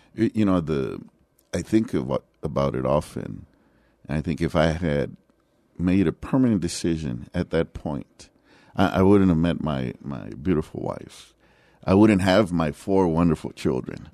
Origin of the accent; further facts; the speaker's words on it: San Antonio, Texas, United States; also born or lived in Laredo, Texas; I was born in Laredo, Texas, but I was raised here, and outside of my military, um, you know, about four years that I was away from here, I've been in San Antonio the rest of the time. So I grew up in the West Side